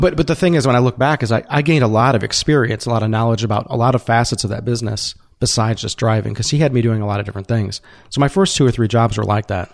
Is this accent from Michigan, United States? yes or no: yes; Southeast Michigan, United States; moved away as an adult; growing up in Southeast Michigan